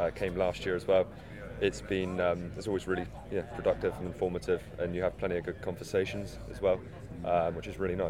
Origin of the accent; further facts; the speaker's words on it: Somerset, South West England, United Kingdom; I'm from Somerset.